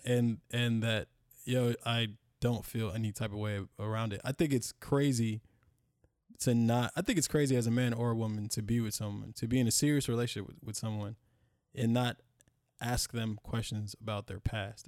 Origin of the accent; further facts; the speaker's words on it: United States; we live here and we're from America, born in America, call America home